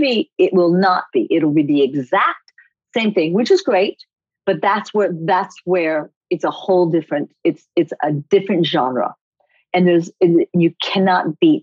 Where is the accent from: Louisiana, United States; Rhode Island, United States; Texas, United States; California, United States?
Rhode Island, United States; Coventry; also born or lived in Japan; I was made in America, but born in Japan. So I am first generation Japanese American. But I grew up in Rhode Island, tiny little town called Coventry, Rhode Island